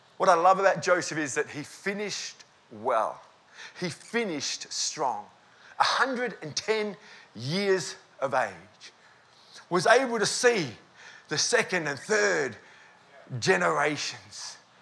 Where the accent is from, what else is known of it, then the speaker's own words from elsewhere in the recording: Australia; We're here from Australia